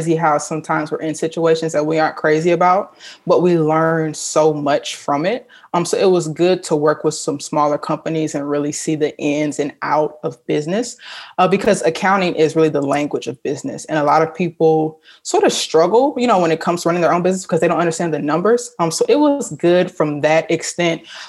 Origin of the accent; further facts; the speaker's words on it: St. Louis, Missouri, United States; I'm originally from St. Louis, grew up playing basketball